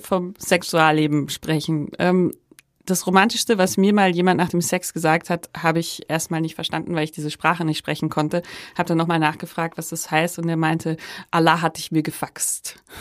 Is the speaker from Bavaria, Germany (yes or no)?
yes; Upper Bavaria, Germany; Also ich komme aus Oberbayern und habe es trotzdem geschafft, ähm, nicht katholisch getauft zu werden und so aufzuwachsen